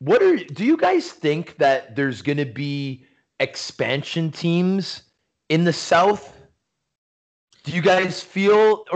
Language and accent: English; Toronto, Ontario, Canada; my hometown is Toronto.